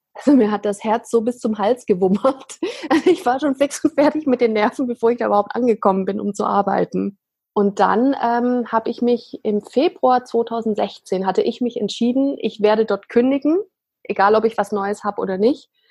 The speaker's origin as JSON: {"language": "German", "region": "Swabia", "country": "Germany", "tie": "born or raised there", "said": "ich bin im Schwabenland groß geworden"}